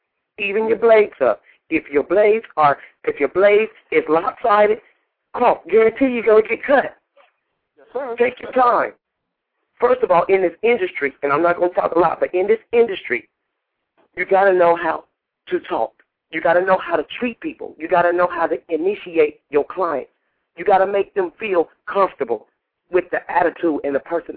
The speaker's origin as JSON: {"language": "English", "region": "Indiana", "country": "United States", "tie": "born or raised there", "moved": "yes", "said": "I just got back from Indiana from cutting hair in my hometown"}